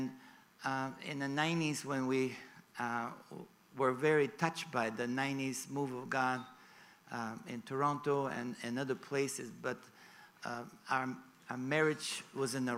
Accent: Sofia, Sofia City, Bulgaria; moved away as an adult; also born or lived in Hollywood; I was born in Bulgaria. I actually flew from Sofia, from my hometown, yesterday.

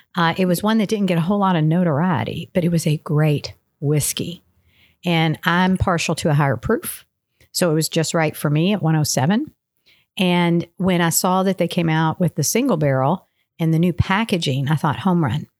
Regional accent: Louisville, Kentucky, United States; I grew up in Louisville

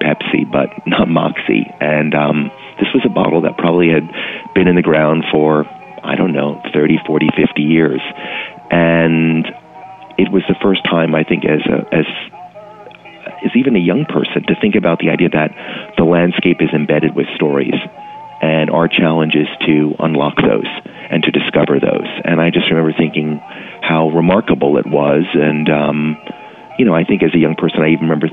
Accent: New York City, New York, United States; I'm born and raised in New York City

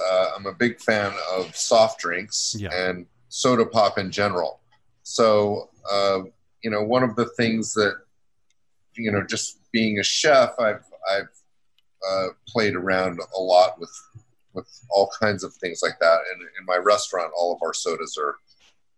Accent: Salt Lake City, Utah, United States; also born or lived in Georgia; now in New York City, United States; I grew up in Salt Lake City

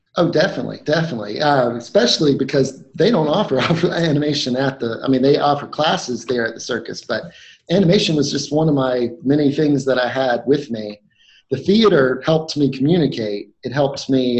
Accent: North Carolina, United States; I grew up in North Carolina

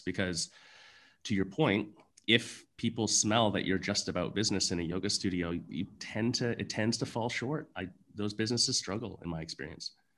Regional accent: Canada; being Canadian, I played, you know, junior hockey

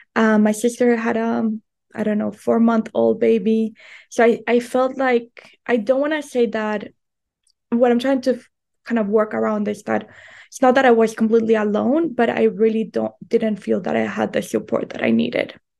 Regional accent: Colombia; moved away as an adult; also born or lived in United States; I was raised in Colombia, and then I moved to the United States to go to college

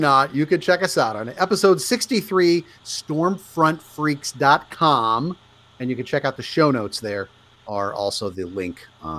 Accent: Nebraska, United States; moved away; Because I grew up in Nebraska

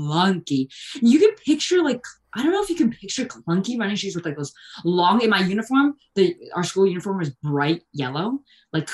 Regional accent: Bergen County, New Jersey, United States; I'm from Jersey, and I was like in Bergen County, like North Jersey

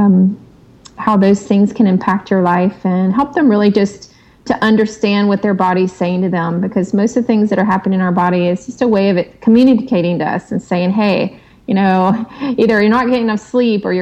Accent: the South, United States; I grew up in the South with the traditional Southern meals

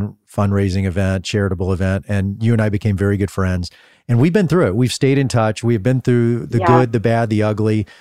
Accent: United States

